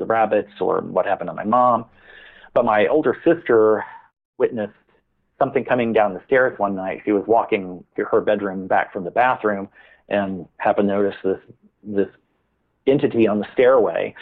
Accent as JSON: {"language": "English", "town": "Farmers Branch", "region": "Texas", "country": "United States", "tie": "born or raised there", "said": "I grew up in the North Dallas area of Dallas, Texas, and this was in a little suburb of Dallas called Farmers Branch"}